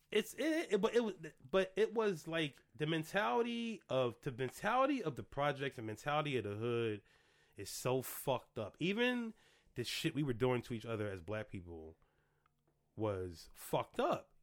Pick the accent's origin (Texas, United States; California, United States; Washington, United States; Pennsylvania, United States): Pennsylvania, United States; Philadelphia; moved away; I grew up in the projects literally one, two, three, four, five, six blocks from LaSalle University